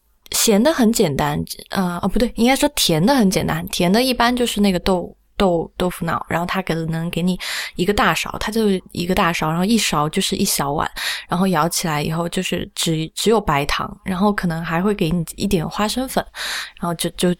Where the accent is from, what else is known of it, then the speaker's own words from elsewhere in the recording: Sichuan, China; 我是四川人